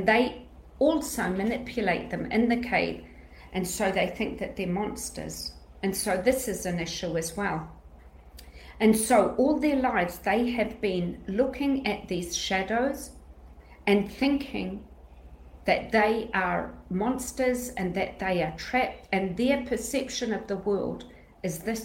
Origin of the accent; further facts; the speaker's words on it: Greece; I'm Greek